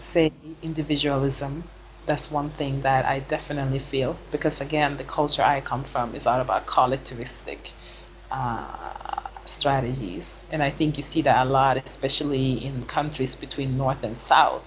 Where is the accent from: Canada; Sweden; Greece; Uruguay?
Sweden; first language Swedish; English is a second language; moved away as an adult; also born or lived in United States / Senegal; now in Basel, Switzerland; I was born and raised in Sweden